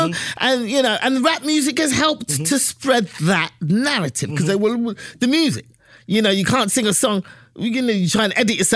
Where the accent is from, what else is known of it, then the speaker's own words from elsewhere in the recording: England, United Kingdom; I mean, I'm from England. We never use that word.